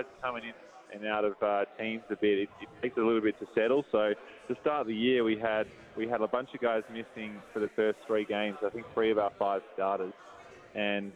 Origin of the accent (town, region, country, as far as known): Melbourne, Victoria, Australia; born or raised there; also born or lived in Fitzroy, Melbourne